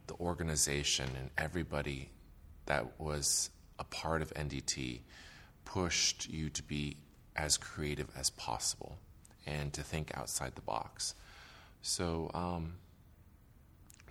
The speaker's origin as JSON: {"language": "English", "area": "Marin County", "region": "California", "country": "United States", "tie": "born or raised there", "also_born_or_lived": "Taipei, Taiwan", "said": "I was born in Taipei, Taiwan, and my family moved to the United States when I was 5, and we settled in Marin County, California"}